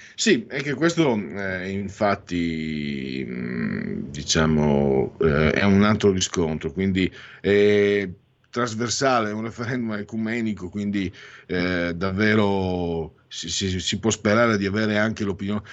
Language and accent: Italian; San Vito al Tagliamento, Friuli-Venezia Giulia, Italy; io vengo dal eh, San Vito al Tagliamento, in, Friuli, in alto a destra in Friuli